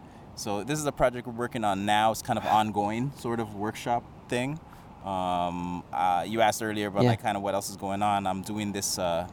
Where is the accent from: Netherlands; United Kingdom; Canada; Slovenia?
Canada; Toronto, Ontario; So I grew up in like Oakwood Vaughan area.